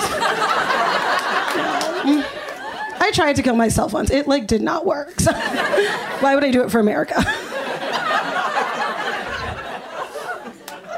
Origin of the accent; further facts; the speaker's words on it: Los Angeles, California, United States; growing up here